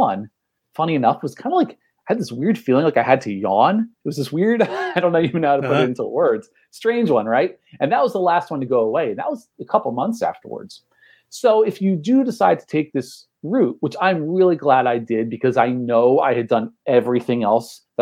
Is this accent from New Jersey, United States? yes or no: yes; outside of Trenton, New Jersey, United States; also born or lived in Belmar, New Jersey; I'm from Central Jersey. I actually live in Belmar now